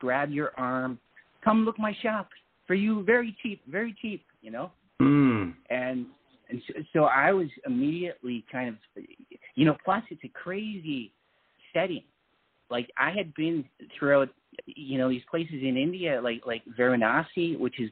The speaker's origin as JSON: {"language": "English", "country": "Canada", "said": "I'm from Canada"}